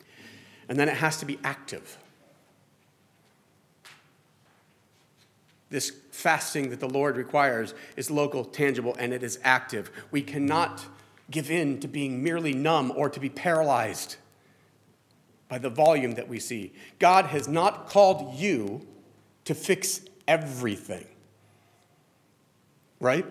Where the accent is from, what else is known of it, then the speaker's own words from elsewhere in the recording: New Jersey, United States; we're from Jersey